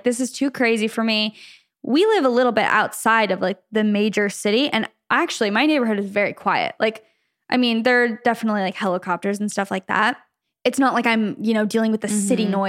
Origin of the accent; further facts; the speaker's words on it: Michigan, United States; I'm from Michigan and recently got accepted into UCLA for law school.